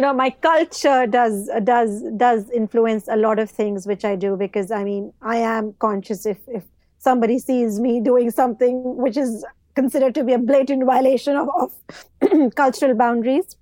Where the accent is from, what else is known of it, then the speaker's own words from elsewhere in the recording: Pakistan; moved away as an adult; also born or lived in Dubai; now in United Kingdom; I've done my O levels and A levels, you know, back in Pakistan